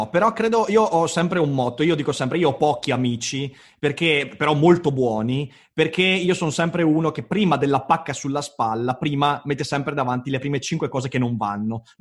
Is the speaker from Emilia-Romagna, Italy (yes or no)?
no; Livorno, Tuscany, Italy; trattenendo in quanto livornese.